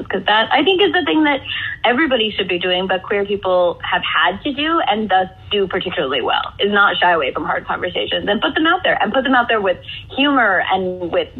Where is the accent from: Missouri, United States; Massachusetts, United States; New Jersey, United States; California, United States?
Massachusetts, United States; Northampton; moved away as an adult; also born or lived in Atlanta; I grew up in Northampton, Massachusetts